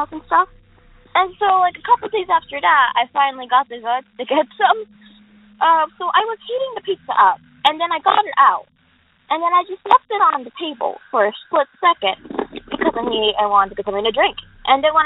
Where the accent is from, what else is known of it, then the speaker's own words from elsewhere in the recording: Fort Myers, Florida, United States; I'm from Fort Myers, Florida